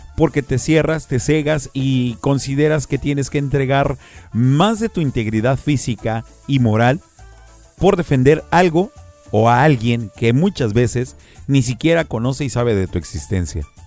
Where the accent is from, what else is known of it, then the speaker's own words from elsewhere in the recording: Mexico; nosotros como mexicanos